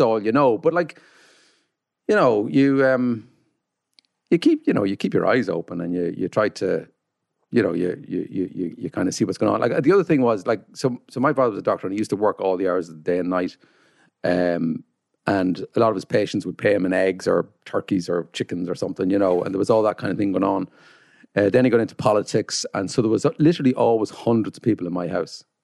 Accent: Carrickmacross, County Monaghan, Ireland; I come from Carrickmacross, County Monaghan.

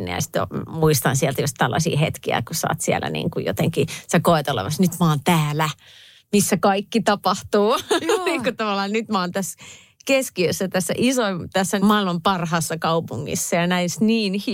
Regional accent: Viiala, Pirkanmaa, Finland; now in Helsinki, Finland; mä oon Viialasta kotoisin oleva näyttelijä. mä olen äiti

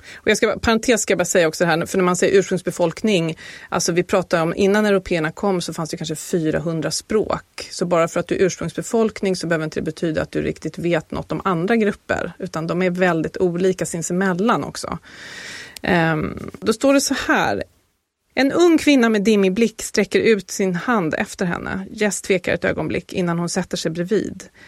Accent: Sweden; som svensk

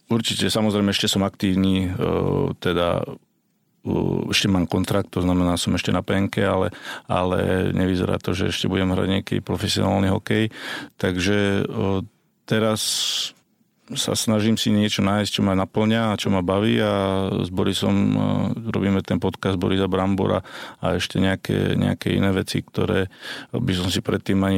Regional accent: Slovakia; spoločné Vianoce doma na Slovensku, keďže som rozlietaný 20 rokov.

